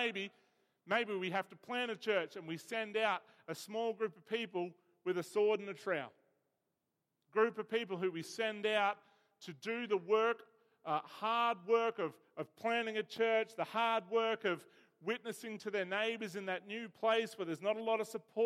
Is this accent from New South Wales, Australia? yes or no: yes; Bega, New South Wales, Australia; I was born in Bega, where the cheese comes from